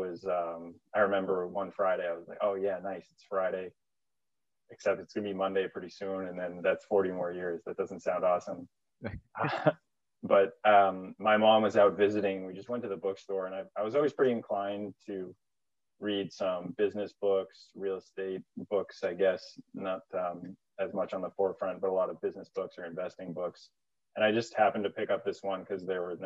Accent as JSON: {"language": "English", "town": "Vancouver", "region": "British Columbia", "country": "Canada", "also_born_or_lived": "New Hampshire", "moved": "as an adult", "lives_now": "Everett, United States", "said": "I'm actually originally from Vancouver, Canada."}